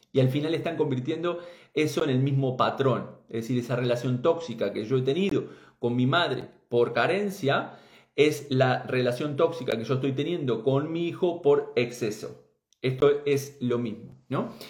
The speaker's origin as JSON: {"language": "Spanish", "country": "Uruguay", "moved": "yes", "said": "gente de allí, de mi tierra, de Uruguay"}